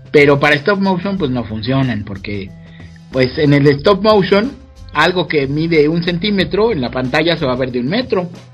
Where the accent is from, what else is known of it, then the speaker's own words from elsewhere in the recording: Mexico; soy el único mexicano en haber creado personajes y marionetas